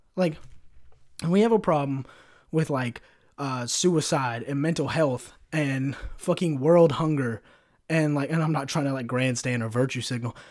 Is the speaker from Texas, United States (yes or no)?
no; California, United States; I'm somewhat from California